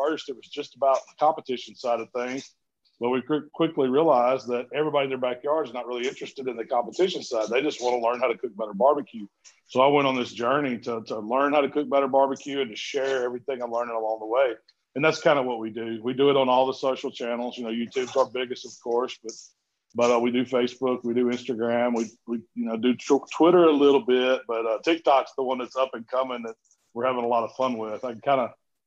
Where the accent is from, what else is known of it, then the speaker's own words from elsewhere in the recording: Southaven, Mississippi, United States; I grew up in a town called South Haven, Mississippi, which is kind of a suburb of Memphis